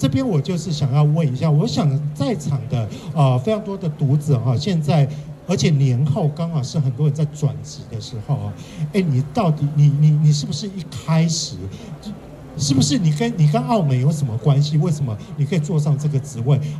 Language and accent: Chinese; Kaohsiung, Taiwan; 我也是高雄人。